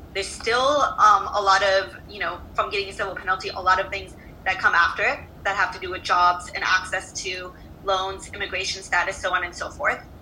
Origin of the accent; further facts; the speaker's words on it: Detroit, Michigan, United States; now in Virginia, United States; I'm from Detroit